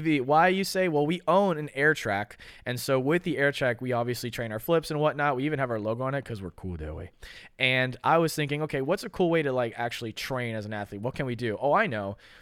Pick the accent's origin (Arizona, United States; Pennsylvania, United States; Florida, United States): Florida, United States; I'm from America. I'm, I'm a Florida kid